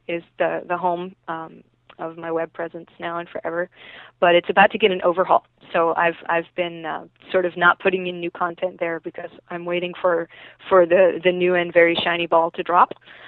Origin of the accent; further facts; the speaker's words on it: the South, United States; And I grew up in the South, so, I should be saying I drink some sweet tea.